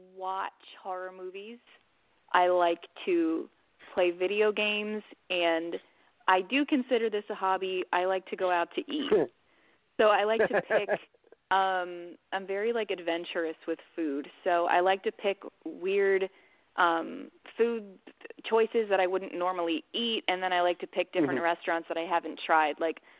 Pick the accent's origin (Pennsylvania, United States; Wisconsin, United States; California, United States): Pennsylvania, United States; Pottstown; I'm from Pottstown, Pennsylvania, and I'm a pop country singer-songwriter.